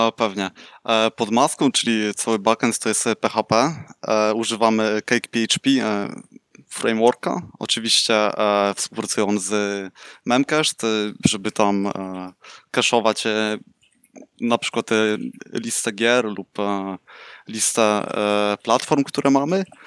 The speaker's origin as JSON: {"language": "Polish", "town": "Słupsk", "region": "Pomeranian Voivodeship", "country": "Poland", "tie": "born or raised there", "moved": "as an adult", "lives_now": "Netherlands", "said": "urodziłem się w Słupsku, od 4 lat e, mieszkam w Holandii"}